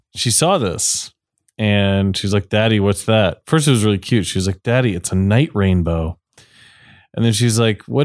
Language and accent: English; Ohio, United States; now in New York, United States; I grew up in Ohio